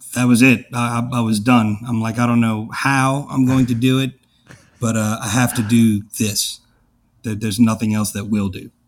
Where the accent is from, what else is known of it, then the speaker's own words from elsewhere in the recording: New Orleans, Louisiana, United States; I grew up in Algiers